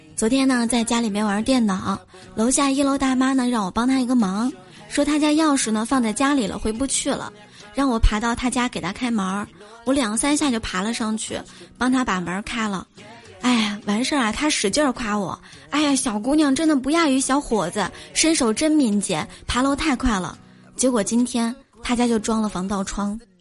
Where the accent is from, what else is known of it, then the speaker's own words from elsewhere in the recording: Shanxi, China; now in Qingdao, China; 在我的老家最出名的应该是刀削面了，因为山西是面食之乡嘛